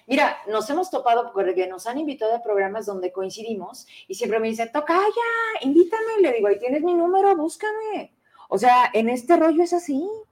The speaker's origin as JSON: {"language": "Spanish", "town": "Fresnillo", "region": "Zacatecas", "country": "Mexico", "said": "somos de Fresnillo"}